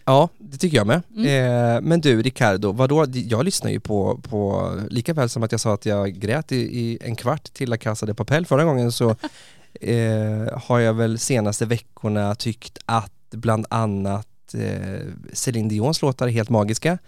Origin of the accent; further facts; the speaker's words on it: Västervik, Kalmar County, Sweden; Jag bodde med den här underbara snubben i Västervik där jag kommer ifrån, ju på östkusten